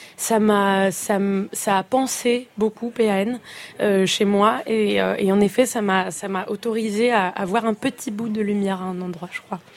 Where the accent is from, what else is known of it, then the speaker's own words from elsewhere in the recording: France; je suis née en France